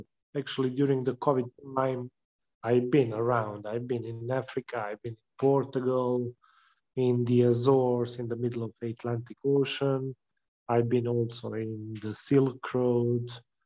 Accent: Dubrovnik, Dubrovnik-Neretva County, Croatia; my beautiful city of Dubrovnik in Croatia

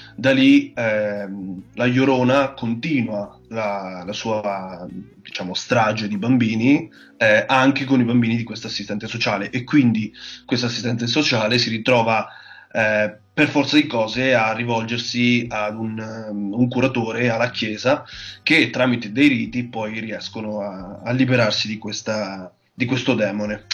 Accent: Marche, Italy; moved away as an adult; now in Bologna, Italy; vengo dalle Marche, quindi sono un marchigiano doc

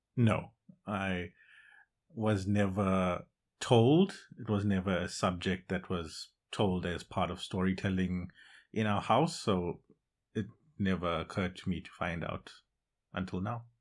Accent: Johannesburg, Gauteng, South Africa; moved away as an adult; also born or lived in Durban, South Africa; now in Netherlands; born in Durban, South Africa, and at a very young age moved to Johannesburg, where I was raised for the majority of my life. Now, I live in the Netherlands.

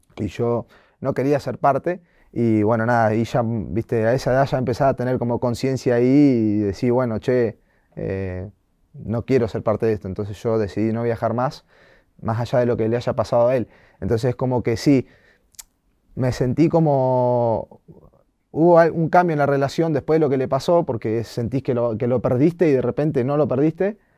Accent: Bahía Blanca, Buenos Aires Province, Argentina; moved away; also born or lived in Comodoro Rivadavia; no nací ahí, pero viví casi toda mi vida y y amo estar ahí.

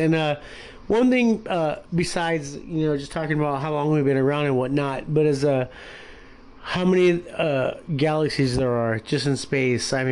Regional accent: Long Beach, California, United States; We're from California, Southern California, Long Beach, to be exact

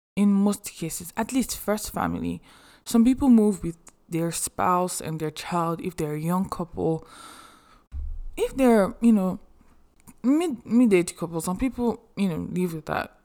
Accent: Nigeria; English is a second language; moved away as an adult; also born or lived in Athens, United States; now in United States

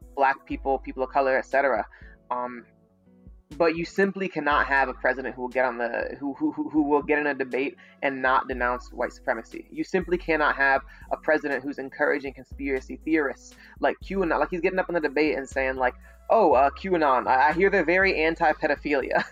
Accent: St. Louis, Missouri, United States; I'm from St. Louis

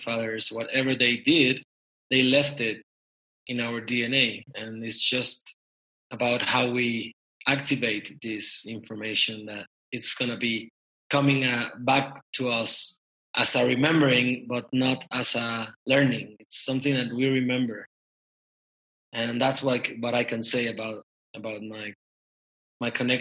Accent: Mexico City, Mexico; I'm from Mexico City, born and raised

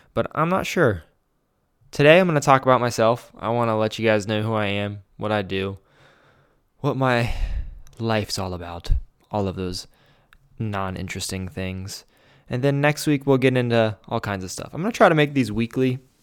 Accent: Grove City, Ohio, United States; I was born in Grove City, Ohio

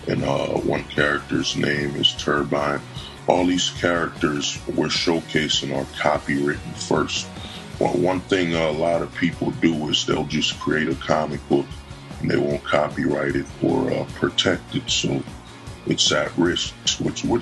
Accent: New Jersey, United States; I'm from Jersey, I can, you know, I know more of the locations, you know, from Essex County to Union County

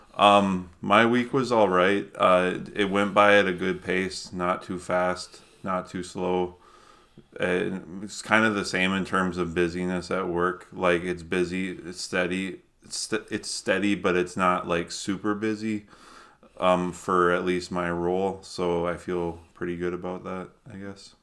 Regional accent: Minnesota, United States; moved away; I grew up in Minnesota

